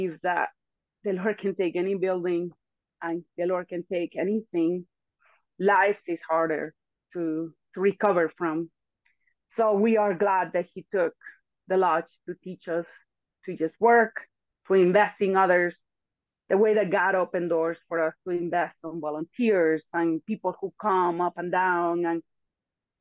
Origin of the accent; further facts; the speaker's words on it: Venezuela; English is a second language; moved away as an adult; also born or lived in Antigua; now in United States; But I was born in Venezuela, raised in Venezuela. I moved to Antigua when I was 24, and I moved to the States when I was 27